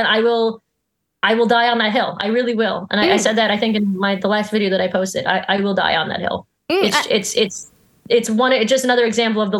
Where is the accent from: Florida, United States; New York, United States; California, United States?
New York, United States; I'm a New Yorker